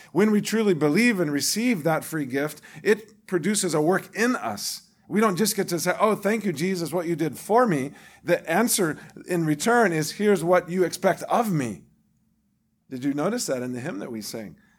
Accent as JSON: {"language": "English", "region": "the Bible Belt", "country": "United States", "tie": "born or raised there", "said": "what I grew up with in the Bible Belt of this country"}